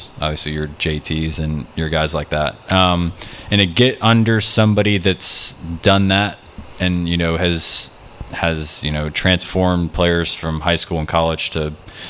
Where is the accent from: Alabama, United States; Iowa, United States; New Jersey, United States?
Alabama, United States; Birmingham; moved away; also born or lived in South Carolina; When I grew up in Birmingham